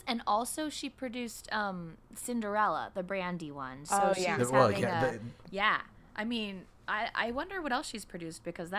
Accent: San Francisco, California, United States; as someone who was born and raised in San Francisco

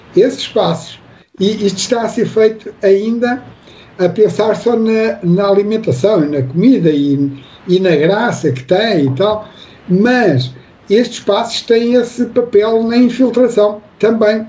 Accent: Portugal; now in near Lisbon, Portugal; eu nasci numa, numa aldeia, como nós dizemos aqui em Portugal, vocês dizem aí no Brasil, uma cidadezinha do interior

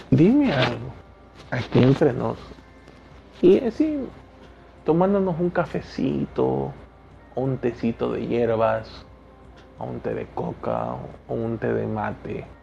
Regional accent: Ecuador; Yo tengo un acento y muchas personas han de decir, este pana habla raro, porque no se le entiende ciertas cosas. Y este no es el acento del ecuatoriano común. Este es el acento que … ha desarrollado

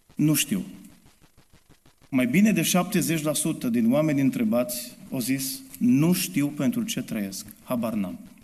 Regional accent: Romania; sunt român 100%.

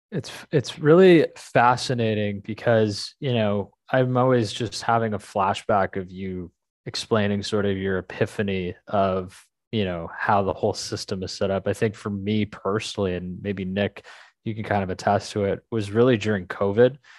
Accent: Canada; I'm Canadian

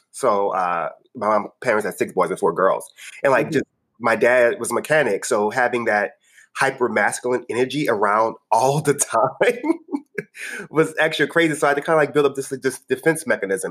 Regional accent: New Orleans, Louisiana, United States; I'm from New Orleans. I grew up in the lower Ninth Ward

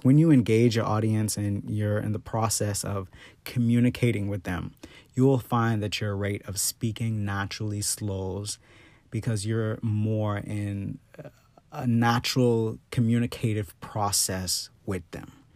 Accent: Bahamas; now in United States; the Bahamas, which is my home country

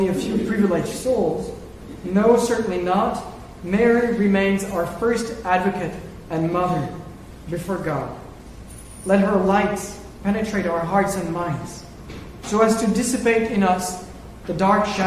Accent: France; moved away; my home country, France

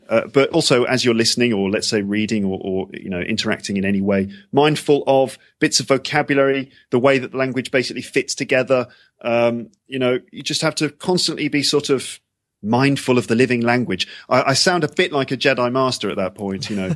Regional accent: London, United Kingdom; moved away as an adult; also born or lived in Japan; now in Paris, France; I'm from England, I'm from London.

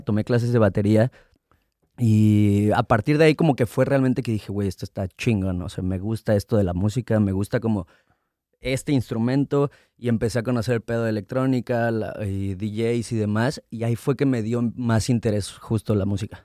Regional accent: Mexico City, Mexico; Yo nací en Ciudad de México, a los dos años me fui a vivir a Estado de México, de los dos hasta los diez años más o menos. Llegué a Ciudad de México, regresé a Ciudad de México.

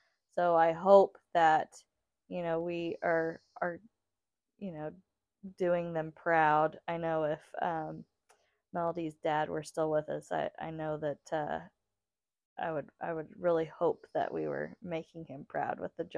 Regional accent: St. Joseph, United States; I grew up in St. Joseph, you know, for myself.

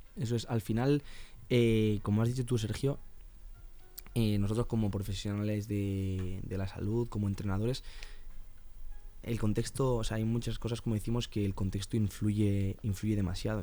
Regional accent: Alicante, Valencian Community, Spain; now in Madrid, Spain; yo soy de Alicante

